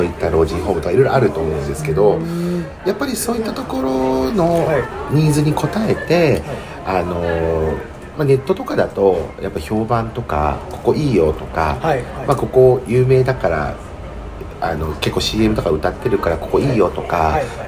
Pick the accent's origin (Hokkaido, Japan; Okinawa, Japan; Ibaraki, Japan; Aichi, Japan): Aichi, Japan; Nagoya; also born or lived in Tokyo / Osaka; 地元の名古屋に実家に帰ってきて